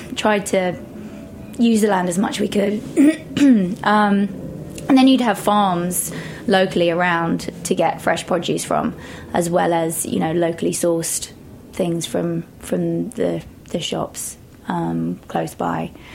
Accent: Shropshire, West Midlands, United Kingdom; moved away as an adult; also born or lived in London; now in New York, United States; Shropshire, um, so it's kind of on the border of the Midlands

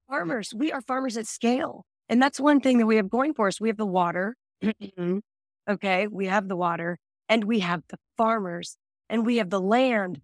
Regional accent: Texas, United States; I'm Texan.

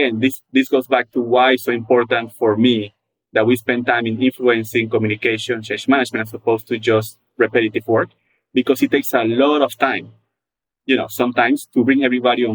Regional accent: Panama; now in Atlanta, United States; I come from a very, very social country. I'm from Panama

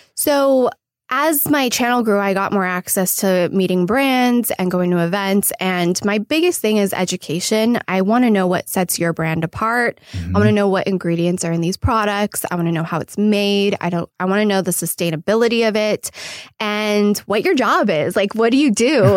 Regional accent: Irvine, California, United States; moved away as an adult; also born or lived in New York; now in Los Angeles, United States; I'm originally from Irvine, California. Uh, Orange County

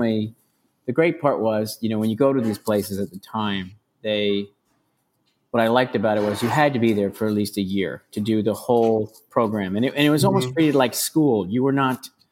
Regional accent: Chicago, Illinois, United States; also born or lived in San Sebastián, Spain; now in New York, United States; growing up in Chicago

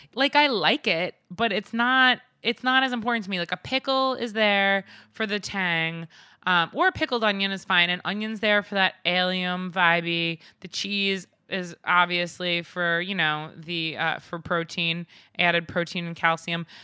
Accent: Northport, New York, United States; Northport, my hometown, uh, Northport, Long Island

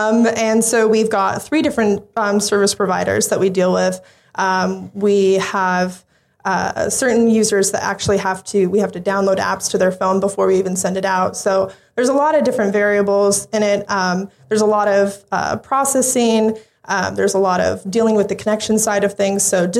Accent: Phoenix, Arizona, United States; moved away as an adult; now in Auckland, New Zealand; I'm from Phoenix, Arizona.

